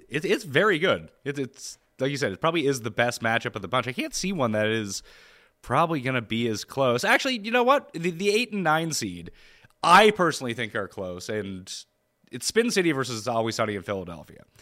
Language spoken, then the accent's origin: English; Canada; I'm Canadian